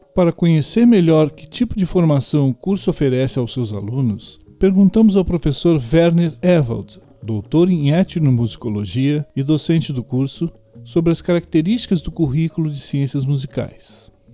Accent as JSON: {"language": "Portuguese", "town": "Pelotas", "region": "Rio Grande do Sul", "country": "Brazil", "said": "sou pelotense e tenho 49 anos"}